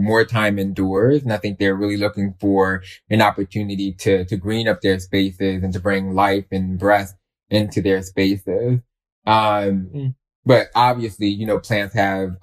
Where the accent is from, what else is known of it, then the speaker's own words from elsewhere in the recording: Philadelphia, Pennsylvania, United States; I grew up in West Philadelphia